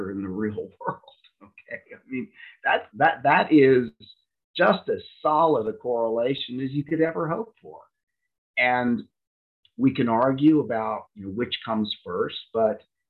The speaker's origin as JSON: {"language": "English", "country": "United States", "said": "I'm an American"}